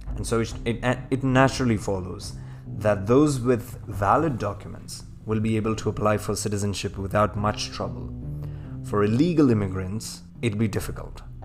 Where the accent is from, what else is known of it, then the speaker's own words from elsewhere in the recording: India; I was born in India, I've not known any other country like I've known India